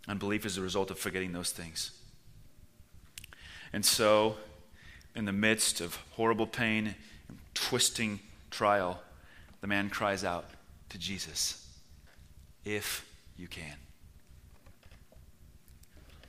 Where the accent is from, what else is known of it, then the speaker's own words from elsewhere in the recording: Washington, United States; moved away as an adult; now in Czech Republic; my home state of Washington